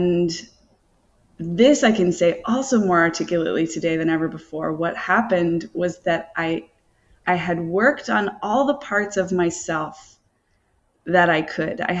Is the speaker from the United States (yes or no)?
yes; rural North Carolina, United States; moved away as an adult; also born or lived in New York City; And I grew up in North Carolina, so it's like I had no, like, rural North Carolina.